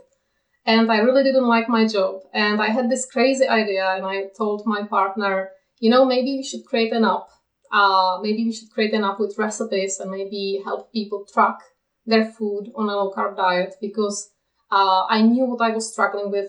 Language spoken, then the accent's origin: English; Czechia; moved away as an adult; now in Kent, United Kingdom; I live in the UK, but I'm from the Czech Republic, where I spent most of my life. And now we live in Kent in the UK.